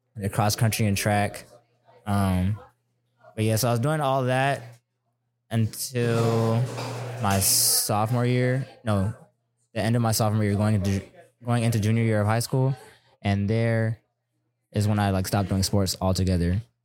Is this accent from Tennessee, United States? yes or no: no; Maryland, United States; moved away as an adult; also born or lived in Germany / Texas; we came to Maryland. I stayed there from, since I was two to eighteen